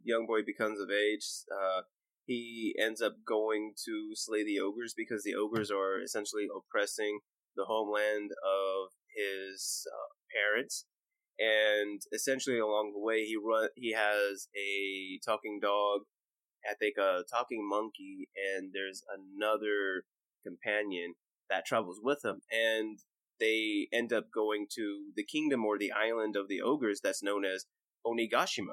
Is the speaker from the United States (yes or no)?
yes; United States; me being the American